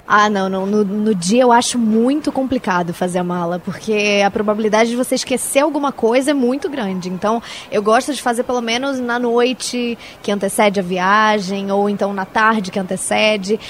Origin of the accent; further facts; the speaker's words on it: São Paulo, Brazil; now in Rio de Janeiro, Brazil; eu moro no Rio, mas eu sou daqui de São Paulo